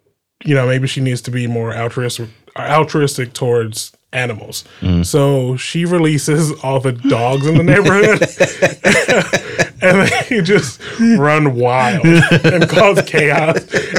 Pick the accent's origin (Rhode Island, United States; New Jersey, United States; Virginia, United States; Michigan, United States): Michigan, United States; Detroit; born or raised there; now in Los Angeles, United States